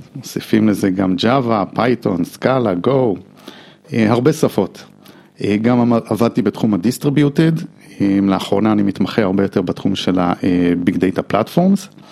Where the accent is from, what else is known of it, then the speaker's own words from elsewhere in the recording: United States; Hebrew is a second language; now in Israel; אני אה, אמריקאי